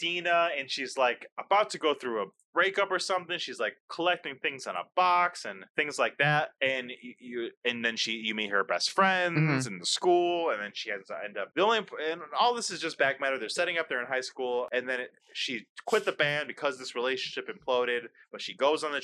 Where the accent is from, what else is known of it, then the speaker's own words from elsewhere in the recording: Fredonia, New York, United States; my hometown